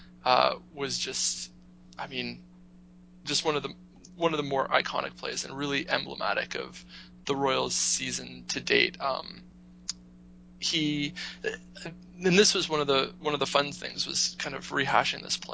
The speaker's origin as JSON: {"language": "English", "country": "Canada", "said": "as a Canadian"}